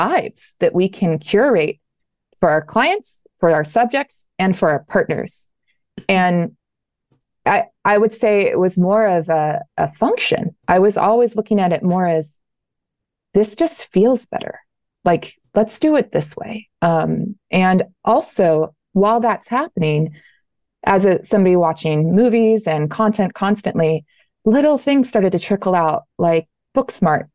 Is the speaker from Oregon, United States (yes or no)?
yes; Southern Oregon, United States; my background is growing up in Southern Oregon